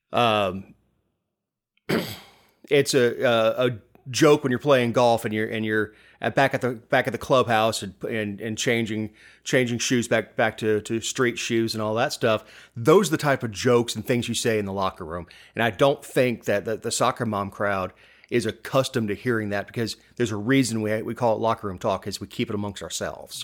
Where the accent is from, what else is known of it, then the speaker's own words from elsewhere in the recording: Florida, United States; moved away as an adult; now in Georgia, United States; I'm from Florida.